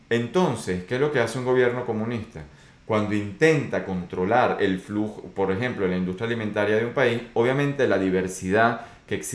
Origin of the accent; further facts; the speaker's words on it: Venezuela; Pero yo soy de Venezuela y cuando digo estas cosas, pues es porque las viví, no porque me lo contaron.